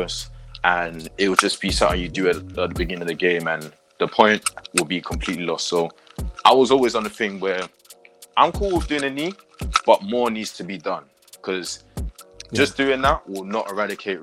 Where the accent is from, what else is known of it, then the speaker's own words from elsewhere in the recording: London, United Kingdom; I'm from South